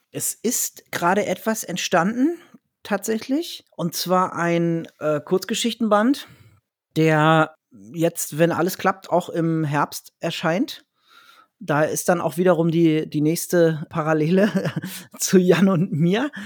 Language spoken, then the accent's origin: German; Dannenberg, Lower Saxony, Germany; also born or lived in Berlin; now in Hanover, Germany; dann zwei Jahre in meiner alten Heimat, dem Wendland, also da, wo ich auch geboren wurde, in Dannenberg.